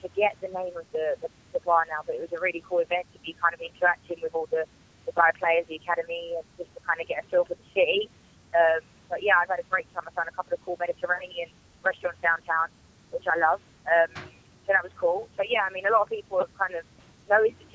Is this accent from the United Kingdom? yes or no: yes; England, United Kingdom; moved away as an adult; now in United States; I'm from England